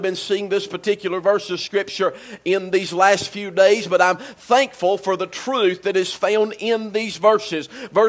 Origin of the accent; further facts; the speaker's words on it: United States; and I'm glad this morning to be an American. Amen. I'm glad to live in the United States of America. It's only by the divine providence of God that I was born in America.